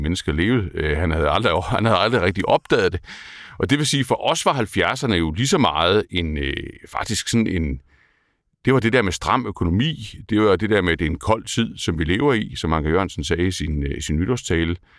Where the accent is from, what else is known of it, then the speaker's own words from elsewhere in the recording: Kolding, Southern Denmark, Denmark; jeg har haft en anden, øh, en anden opvækst end, dig. Jeg er fra Kolding.